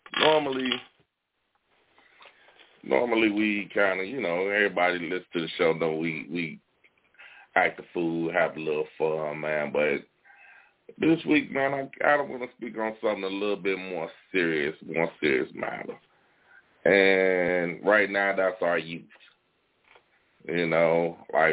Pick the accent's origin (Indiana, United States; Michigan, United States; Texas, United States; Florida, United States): Indiana, United States; Gary; I'm from Gary, Indiana. We all from Gary